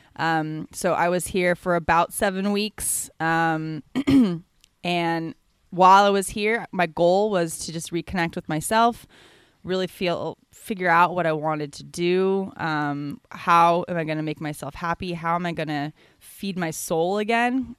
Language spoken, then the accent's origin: English; San Francisco, California, United States; moved away as an adult; now in Bali, Indonesia; I'm from San Francisco, California.